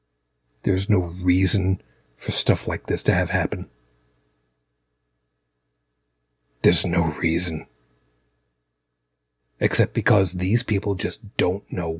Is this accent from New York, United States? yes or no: yes; New York City, New York, United States; I'm from Brooklyn